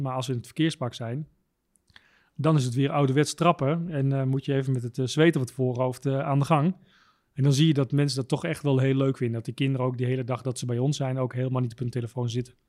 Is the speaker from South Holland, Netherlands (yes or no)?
no; Tuk, Overijssel, Netherlands; ik kom uit het eh, prachtige dorpje Tuk